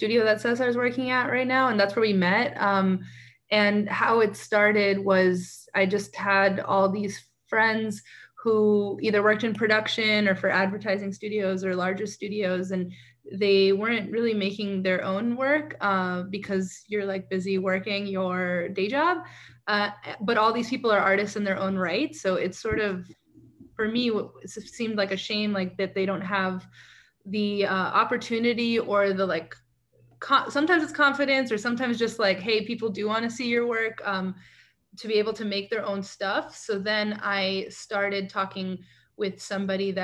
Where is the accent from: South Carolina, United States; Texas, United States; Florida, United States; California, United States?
Florida, United States; Miami; moved away as an adult; now in Brooklyn, United States; I'm from Miami, Florida. I live in Brooklyn now. I've been here for 10 years